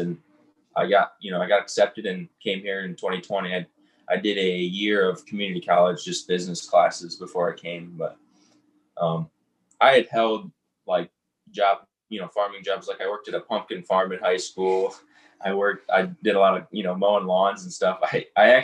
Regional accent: Southern Michigan, United States; moved away; I'm originally from Michigan, Southern Michigan, right on the Indiana border. I grew up in a small town

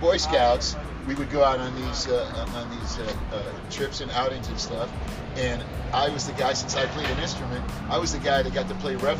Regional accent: New York City, New York, United States; also born or lived in Port-au-Prince, Haiti; now in Central Florida, United States; It goes all the way back from where I was born in the islands. I'm from Haiti originally, Port-au-Prince, and I came here when I was about 8 years old, moved to New York City.

